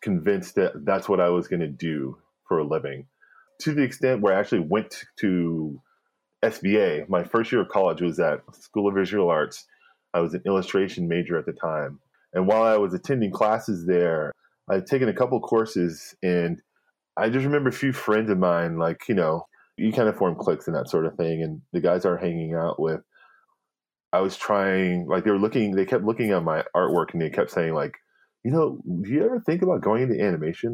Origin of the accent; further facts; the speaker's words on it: Denver, Colorado, United States; moved away; also born or lived in Boulder, Colorado; I grew up in Denver